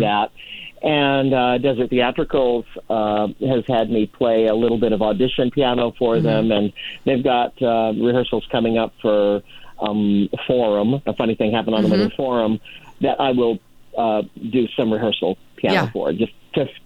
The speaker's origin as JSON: {"language": "English", "town": "Lancaster", "region": "New Hampshire", "country": "United States", "moved": "yes", "lives_now": "Palm Springs, United States", "said": "I'm originally from from a very small town in New Hampshire, way up north, okay. Lancaster, New Hampshire"}